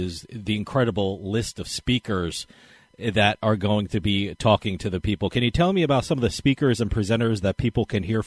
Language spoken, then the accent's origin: English; New Jersey, United States; in my home state